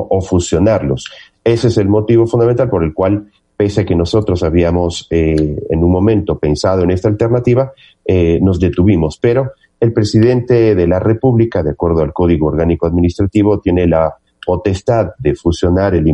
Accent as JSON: {"language": "Spanish", "country": "Ecuador", "said": "y he instado a quien considere, como cualquier otro ecuatoriano o ecuatoriana, que este es, eh, hay un eh, viso de inconstitucionalidad en el decreto"}